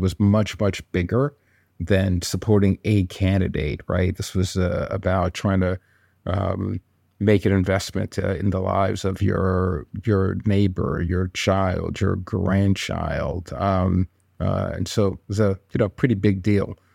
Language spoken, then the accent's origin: English; New York, United States; also born or lived in Congo; I grew up in New York with my six siblings